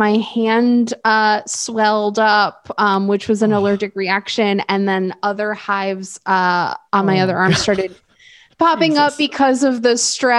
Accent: New York, United States; moved away as an adult; also born or lived in Vermont; this wasn't part of my childhood growing up in New York

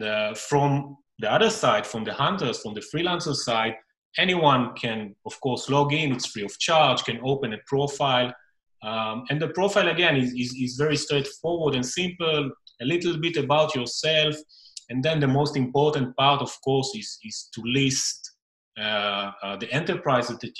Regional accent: Israel; English is a second language; also born or lived in Tel Aviv; I'm the first Israeli founder on the podcast. So, greeting from Tel Aviv

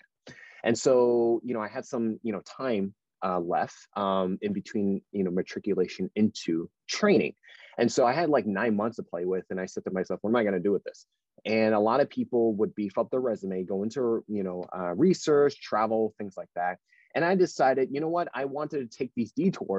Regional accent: New Jersey, United States; moved away as an adult; also born or lived in West Virginia; I'm originally from New Jersey, born and raised

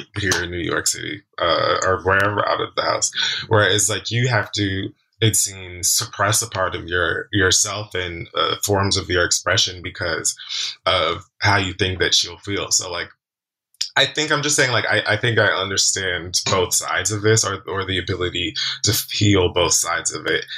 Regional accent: Jamaica; Jamaican man myself, also early 30s

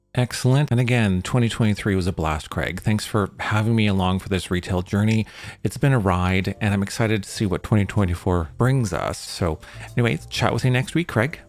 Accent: Vancouver, British Columbia, Canada; I'm from Vancouver

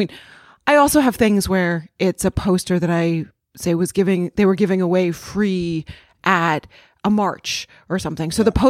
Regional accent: Los Angeles, California, United States; I'm from Los Angeles and there's a similar, I mean, Los Angeles just is really sprawling.

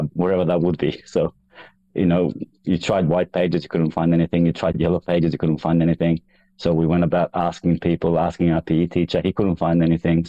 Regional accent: Kosovo; now in Australia; I grew up in Kosovo, the former Yugoslavia

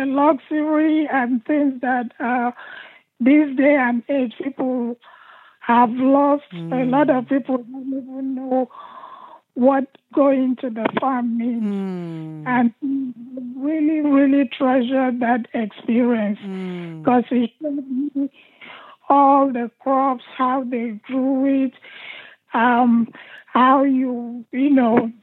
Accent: Jos, Plateau, Nigeria; also born or lived in Asaba, Delta State, Nigeria; I was born and bred in Jos, which is now Plateau State, Nigeria.

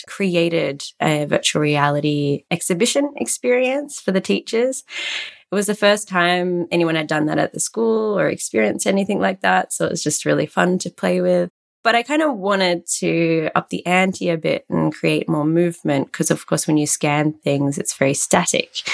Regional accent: Australia; moved away as an adult; now in Antwerp, Belgium; I'm Australian, but currently based in Antwerp, Belgium.

